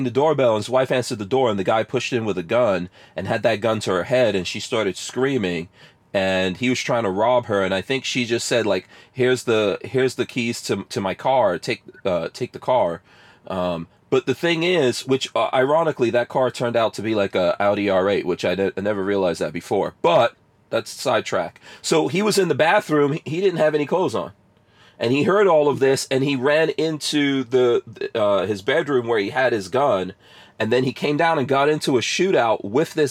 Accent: New York City, New York, United States; also born or lived in Guyana; I grew up in New York City, man. I grew up in, Queens. In New York City, in Queens, Far Rockaway, son, in the crack 80s

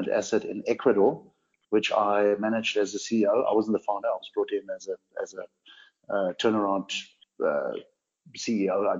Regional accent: Namibia; accent: a bit of a blend; I was born on a ranch in Namibia and I grew up here.

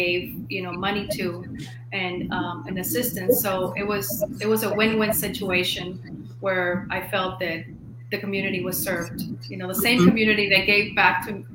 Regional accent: Miami, Florida, United States; also born or lived in Cuba; I was born in Cuba, was raised in Miami

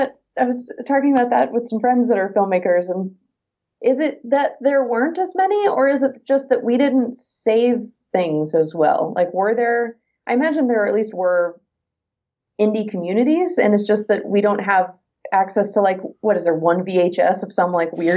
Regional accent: United States; But as an American actor, used to, you had to live in Los Angeles if you wanted to be a film or TV actor.

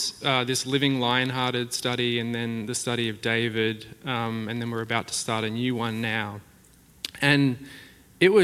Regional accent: Australia; moved away as an adult; now in Lake Oswego, United States

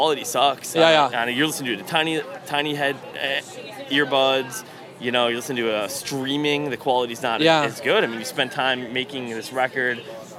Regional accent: Mankato, Minnesota, United States; I grew up in Mankato, Minnesota.

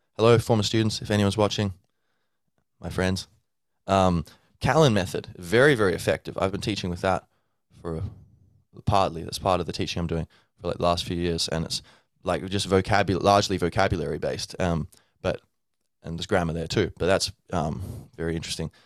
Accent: Australia; now in Dublin, Ireland; I was born and grew up in Australia, so I'd say I'm, I'm both Australian and Irish

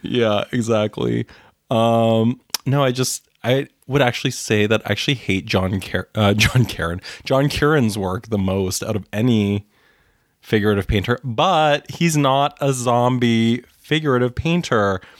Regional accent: Winnipeg, Manitoba, Canada; growing up in Winnipeg

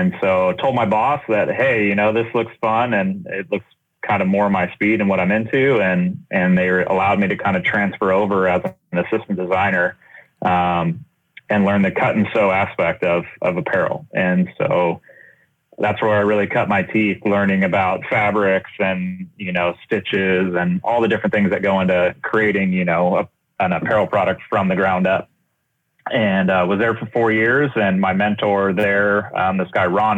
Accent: Southern California, United States; I started in graphic design growing up in Southern California

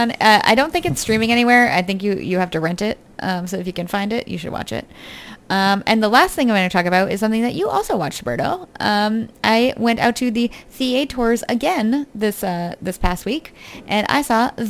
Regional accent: United Kingdom; So I'm British.

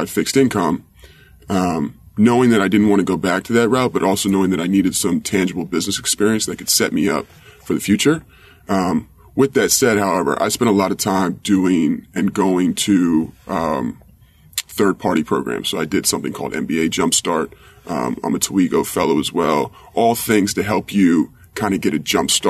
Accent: Washington, District of Columbia, United States; moved away as an adult; also born or lived in Copenhagen, Denmark / Plymouth, England / Santiago, Chile / Corrientes, Argentina; I grew up in Washington, D.C.

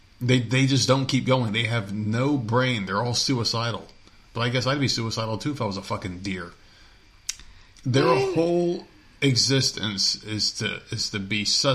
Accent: New Jersey, United States; moved away; growing up in New Jersey

